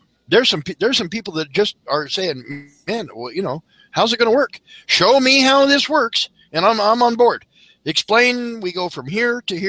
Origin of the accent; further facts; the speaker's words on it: Colorado, United States; PPIR opened up in Colorado 25 miles away from my hometown